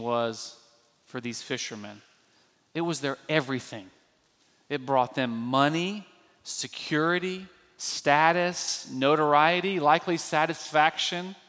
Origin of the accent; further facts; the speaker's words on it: Birmingham, Alabama, United States; I grew up in Birmingham, Alabama, the Deep South